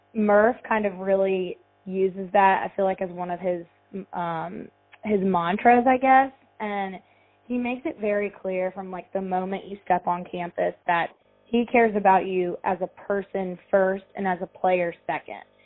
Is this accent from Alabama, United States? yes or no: yes; Tuscaloosa, Alabama, United States; so I grew up in Tuscaloosa, Alabama, where the University of Alabama is